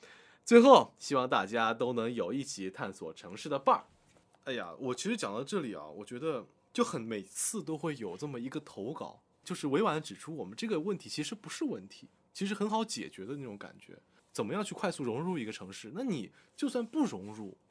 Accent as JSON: {"language": "Chinese", "region": "Guangdong", "country": "China", "said": "四年的时间，让我一个不带广东口音的普通话变成了长沙的素普。毕业回到广东，都有很多人问我是湖南哪里的。"}